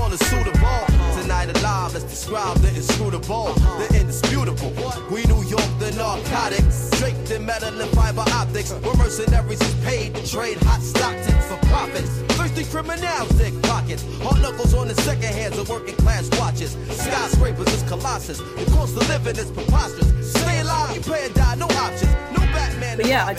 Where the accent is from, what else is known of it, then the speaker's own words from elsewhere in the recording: Dublin, Leinster, Ireland; I grew up in Dublin